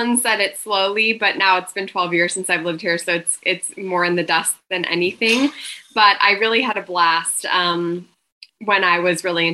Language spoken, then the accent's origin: English; Montana, United States; moved away as an adult; now in Austin, United States; I'm born and raised in Montana, and I moved to Austin about 12 years ago